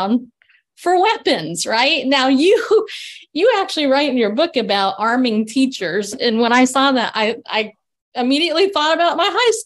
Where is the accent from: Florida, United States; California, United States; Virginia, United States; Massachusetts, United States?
California, United States; growing up in California.